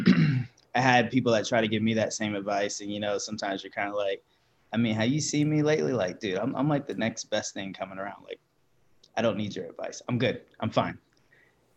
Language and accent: English; Myrtle Beach, South Carolina, United States; growing up in Myrtle Beach